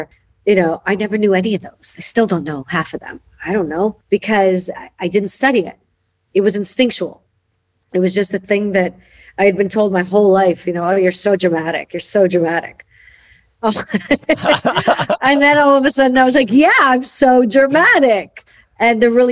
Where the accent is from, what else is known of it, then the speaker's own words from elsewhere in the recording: Chicago, Illinois, United States; I was born and raised in Chicago.